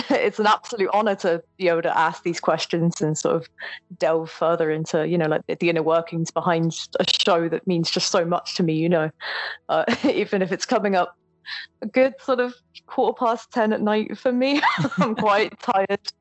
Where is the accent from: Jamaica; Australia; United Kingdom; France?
United Kingdom; I'm British